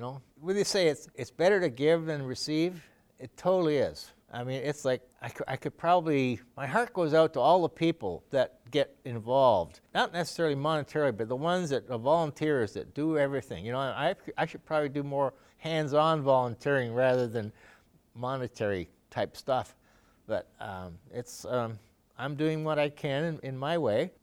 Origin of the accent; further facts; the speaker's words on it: Canada; moved away as an adult; also born or lived in Sweden; now in Watertown, United States; I got Canadian citizenship. I grew up there, went to school there